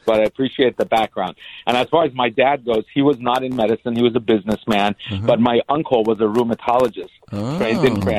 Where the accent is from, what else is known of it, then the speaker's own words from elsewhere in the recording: Los Angeles, California, United States; also born or lived in Boston; I grew up in L.A. I went to William Howard Taft High School in Woodland Hills